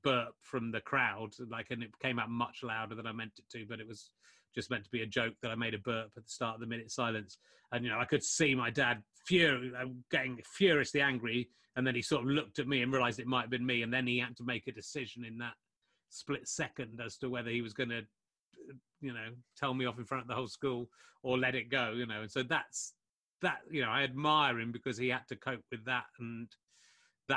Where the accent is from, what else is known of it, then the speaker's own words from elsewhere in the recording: Somerset, South West England, United Kingdom; when I was growing up in Somerset in the 1980s